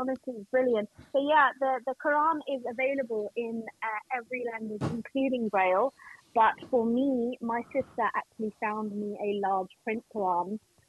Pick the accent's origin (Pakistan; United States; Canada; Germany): Pakistan; you can tell that I'm blind, and like, you know, that I'm Pakistani and that I'm a female